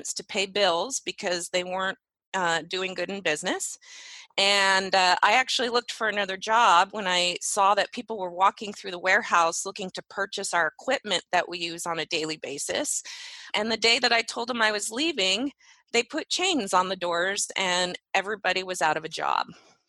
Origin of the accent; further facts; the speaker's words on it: Medford, Oregon, United States; I actually grew up in Southern Oregon, Medford, Oregon